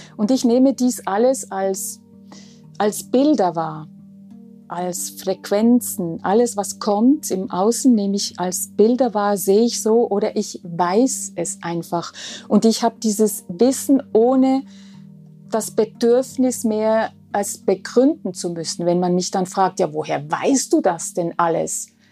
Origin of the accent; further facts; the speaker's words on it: Switzerland; Bin Schweizerin.